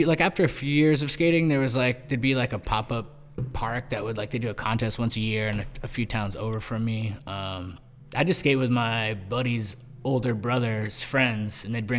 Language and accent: English; Chatham, Massachusetts, United States; now in New York, United States; Cape Cod's like, I grew up in Chatham. It's like, most of Cape Cod, it's like a fishing area. It's like a peninsula on the northeast coast that sticks out below Canada and Maine and all that stuff. And yeah, it's just like fishing.